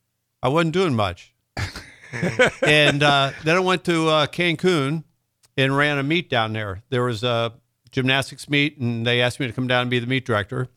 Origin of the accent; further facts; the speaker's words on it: Covington, Kentucky, United States; also born or lived in Fort Wright, Kentucky; Grew up in Northern Kentucky, Covington, it was actually Fort Wright, but right outside Cincinnati, greater Cincinnati area.